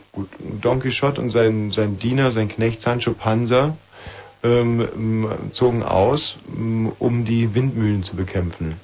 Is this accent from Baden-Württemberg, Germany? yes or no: no; Bavaria, Germany; moved away as an adult; ich bin ja selber in Bayern aufgewachsen